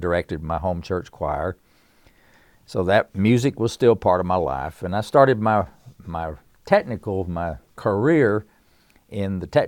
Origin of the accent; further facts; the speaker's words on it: Erwin, Tennessee, United States; now in Winston-Salem, United States; I live in Winston-Salem, North Carolina. I was born and raised in East Tennessee, a little mountain town in Upper East Tennessee called Irwin, and born in the hills of Tennessee to a family that loved music.